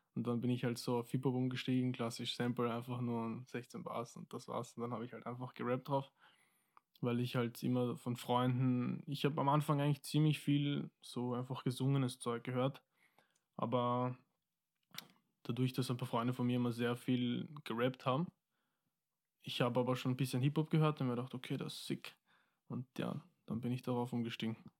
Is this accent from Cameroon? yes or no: no; Wiener Neustadt, Lower Austria, Austria; also born or lived in Mozambique / Vienna; Wir sind hingezogen eigentlich nach Wiener Neustadt, ja. Und seitdem wohne ich dort.